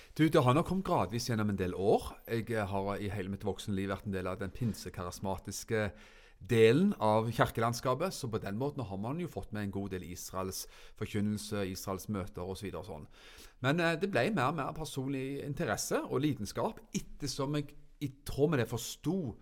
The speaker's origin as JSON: {"language": "Norwegian", "town": "Froland", "region": "Agder", "country": "Norway", "said": "hjemme i Froland"}